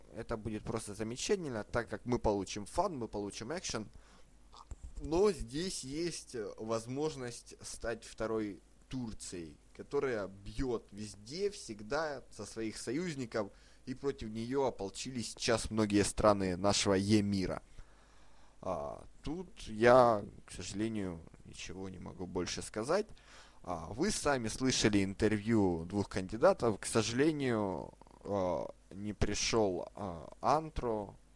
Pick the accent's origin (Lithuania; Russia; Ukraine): Ukraine; я сам из Украины